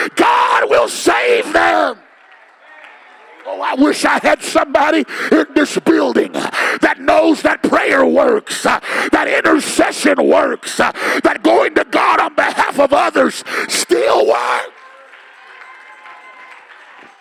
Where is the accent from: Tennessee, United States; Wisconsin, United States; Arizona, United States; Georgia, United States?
Arizona, United States; Phoenix; I'm from South Phoenix